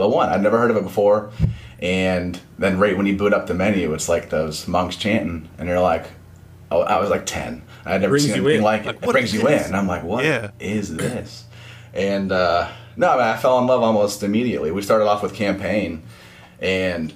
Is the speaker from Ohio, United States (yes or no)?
yes; Ohio, United States; moved away as an adult; now in Orlando, United States; I'm from the Ohio area. I actually live in Orlando, Florida now